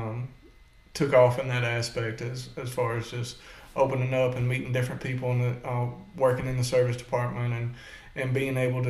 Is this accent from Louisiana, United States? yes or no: no; Mississippi, United States; moved away as an adult; also born or lived in Halifax, Virginia; I was born and raised in Mississippi, grew up in Mississippi, spent most of my life there